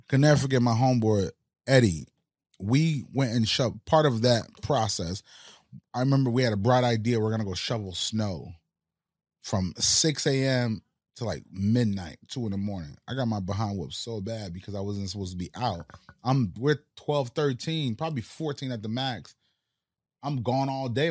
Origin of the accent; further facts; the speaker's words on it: Northeast, United States; first language Haitian Creole; English is a second language; also born or lived in Haiti / Florida; I grew up in the Northeast where I was around more American-speaking communities